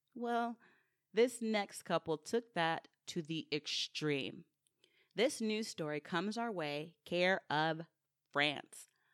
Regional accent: Sugar Land, Texas, United States; born or raised there

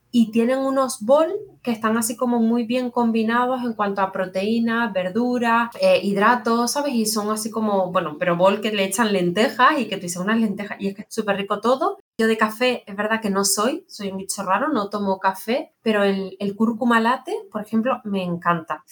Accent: Canary Islands, Spain; como soy canaria

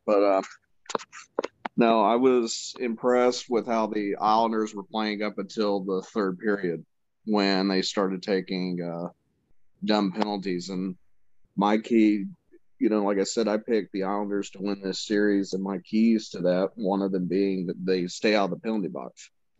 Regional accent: the South, United States; Just because I'm from the South don't mean I adopted all their fucking BS, okay?

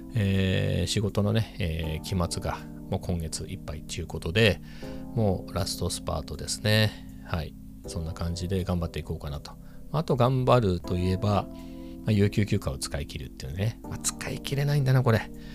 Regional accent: Ibaraki, Japan; 僕なんかは茨城生まれで、親両方茨城生まれ

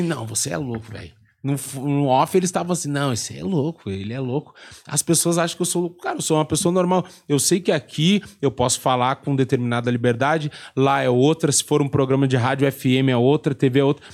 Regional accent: Rio Grande do Sul, Brazil; eu saí do Rio Grande do Sul

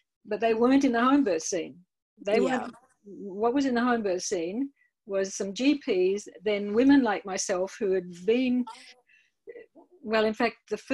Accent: country Victoria, Australia; also born or lived in England; I'm from Melbourne, well, from country Victoria

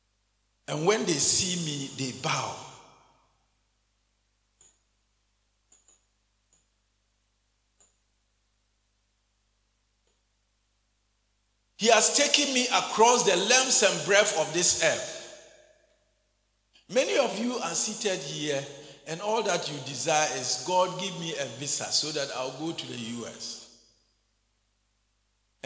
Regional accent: Ghana; also born or lived in Winneba, Ghana; I became a Christian born and brought up in the back of beyond, in the armpits of the Zongos

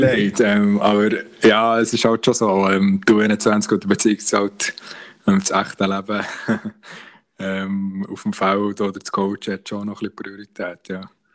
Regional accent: Bern, Switzerland; uns Berner

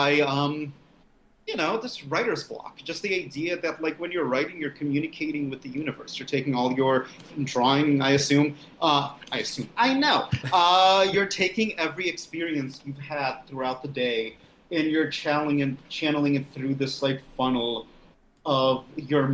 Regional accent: Russia; now in United States; I'm from the Soviet Union. I mean, I'm born from Russia. It's something I'm very proud of, being a Russian immigrant in the United States

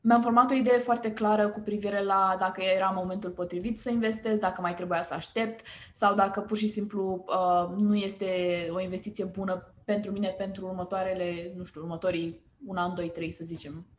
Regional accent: Romania; suntem români

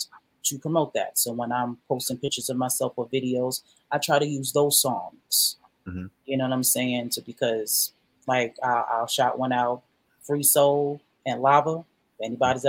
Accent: New York City, New York, United States; now in Macon, United States; I grew up on Jamaica

